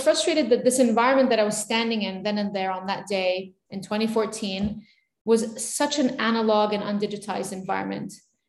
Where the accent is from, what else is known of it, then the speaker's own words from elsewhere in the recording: Beirut, Beirut Governorate, Lebanon; And it wasn't the safest time to be growing up in Beirut.